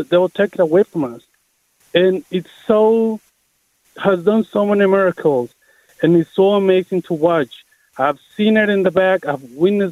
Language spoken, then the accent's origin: English; Mexico; now in Richmond, United States; I'm originally from Mexico